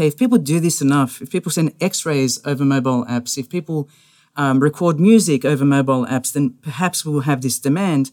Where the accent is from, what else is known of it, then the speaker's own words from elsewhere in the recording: Australia; moved away; I'm an Australian